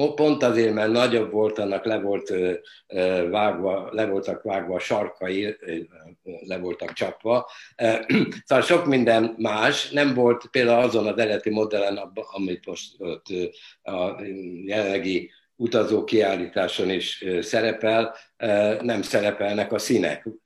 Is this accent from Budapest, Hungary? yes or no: yes; Budapest, Hungary; az a Budapest bombázásának az ideje volt, születtem, és, és fölnövel, fölnövekedve ugye a bizonyos átkosban nőttünk föl